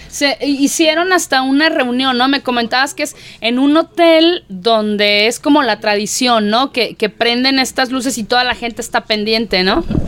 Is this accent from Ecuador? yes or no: no; Mexico; somos los mexicanos